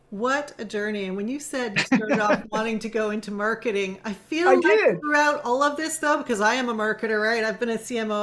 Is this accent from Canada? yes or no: yes; Canada; my own culture and growing up in Canada